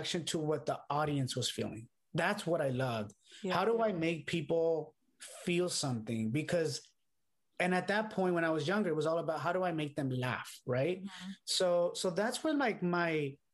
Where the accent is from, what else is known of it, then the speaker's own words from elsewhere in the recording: Los Angeles, California, United States; also born or lived in London; I grew up in Boyle Heights, California, which is here in like near downtown Los Angeles.